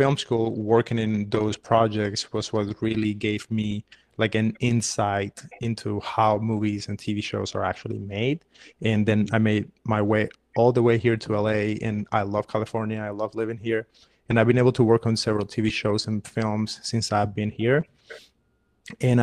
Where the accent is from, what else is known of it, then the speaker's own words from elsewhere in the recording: Havana, Cuba; moved away as an adult; now in United States; I was born and raised in Havana and I came to America in 2012